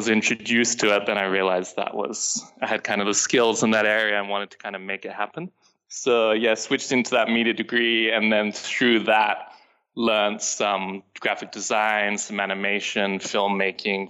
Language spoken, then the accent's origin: English; London, United Kingdom; also born or lived in Sydney, Australia; now in Los Angeles, United States; I was originally from London, so I wanted to go back there